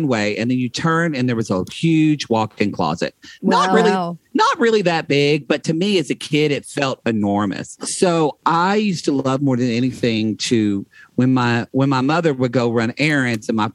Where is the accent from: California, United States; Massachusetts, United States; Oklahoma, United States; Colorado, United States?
Oklahoma, United States; also born or lived in Texas; now in Los Angeles, United States; growing up in Oklahoma